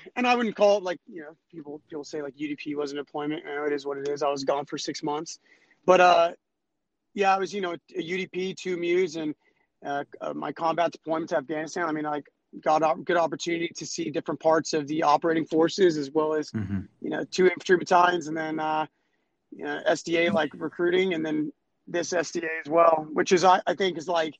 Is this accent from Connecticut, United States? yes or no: no; San Diego, California, United States; moved away as an adult; I grew up in San Diego, which is kind of ironic because I'm stationed here now